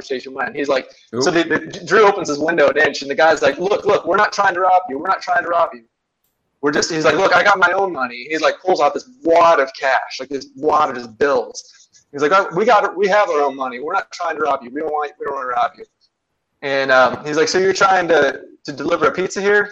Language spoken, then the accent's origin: English; Ohio, United States; now in North Carolina, United States; I'm from Ohio originally, actually. I live in North Carolina